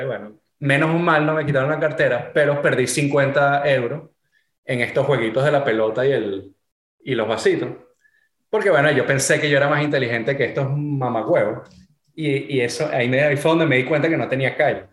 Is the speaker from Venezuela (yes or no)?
yes; Venezuela; moved away; also born or lived in Florida, United States / California, United States; yo al final soy venezolano